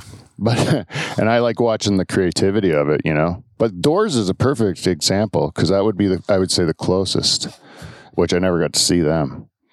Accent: Canada; We're from Canada

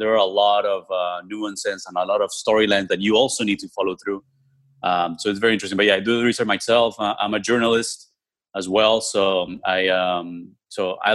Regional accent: Colombia; I was born in Colombia in South America

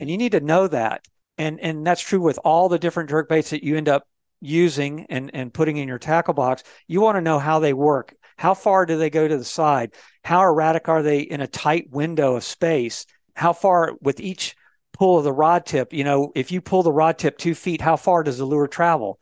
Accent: Florida, United States; I was raised in Florida

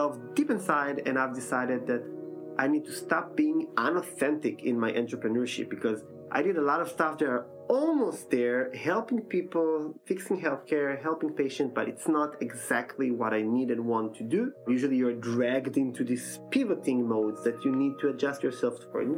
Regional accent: Israel; moved away as an adult; now in Vienna, Austria; I'm coming from Israel

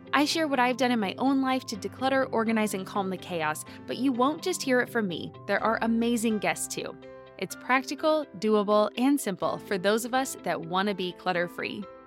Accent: Southern California, United States; moved away as an adult; also born or lived in Texas / Midwest; I grew up in Southern California

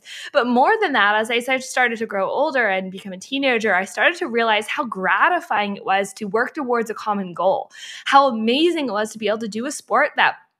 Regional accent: Canada; My parents are from Australia and I was born in Canada

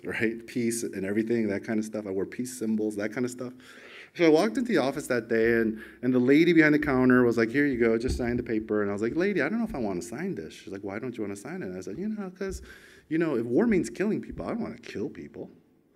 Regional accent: United States; moved away as an adult; now in Australia; when I was 18 years old, growing up in America.

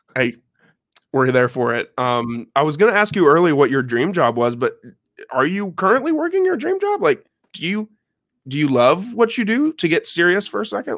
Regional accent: Champaign, Illinois, United States; moved away; I'm actually from Champaign, Illinois

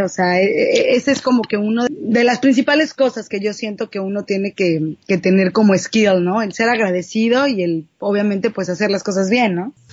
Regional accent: Mexico City, Mexico; also born or lived in Cuernavaca, Morelos / San Antonio, Texas / Los Angeles, California; now in Tijuana, Mexico; soy de la Ciudad de México, viví mucho tiempo en Cuernavaca, Morelos, me fui a vivir a San Antonio

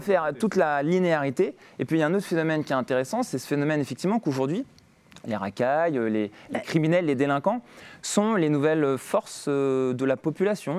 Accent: Grenoble, Auvergne-Rhône-Alpes, France; J'ai grandi à Grenoble

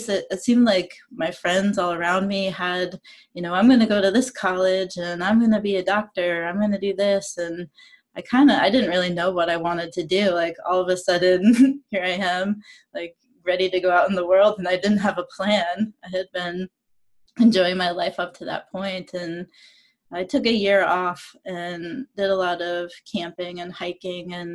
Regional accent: Maine, United States; I grew up in Maine

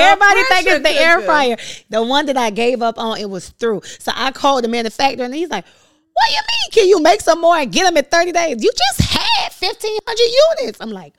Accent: Overtown, Florida, United States; I'm from Overtown. Let's be clear. The historically Overtown that has been gentrified.

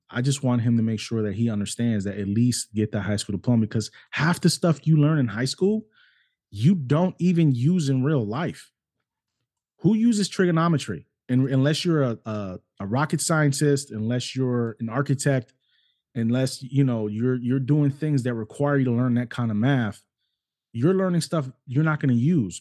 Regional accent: United States; also born or lived in New York City, United States / Cleveland, Ohio, United States; I grew up in New York City and I also grew up in Cleveland, Ohio. Those were both my hometowns

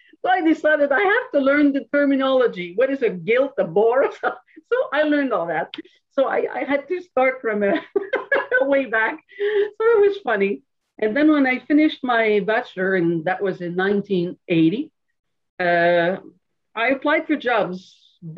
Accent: Montreal, Quebec, Canada; born in Montreal City, so I'm really a city girl

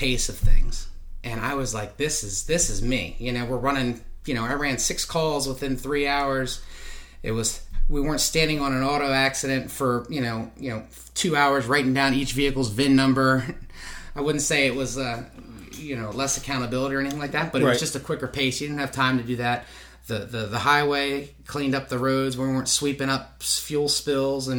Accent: Lancaster, Pennsylvania, United States; I grew up in Lancaster, Pennsylvania.

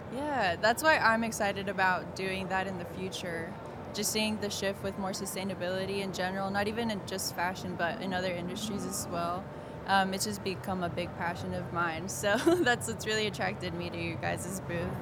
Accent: Kansas City, Kansas, United States; also born or lived in Missouri; I'm from Kansas City, Kansas, and I attend the University of Central Missouri

